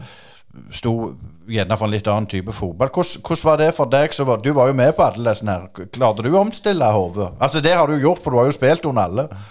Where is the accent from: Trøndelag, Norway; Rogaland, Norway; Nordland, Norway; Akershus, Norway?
Rogaland, Norway; Jæren; som vi sier her på Jæren